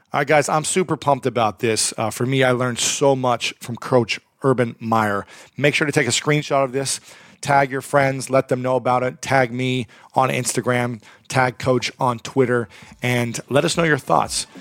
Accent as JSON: {"language": "English", "region": "Ohio", "country": "United States", "tie": "born or raised there", "said": "I am from Ohio."}